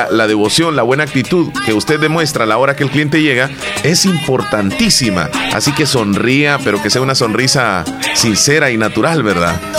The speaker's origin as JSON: {"language": "Spanish", "country": "El Salvador", "said": "no porque van a aparecer en la foto, porque los van a denunciar, sino porque somos salvadoreños."}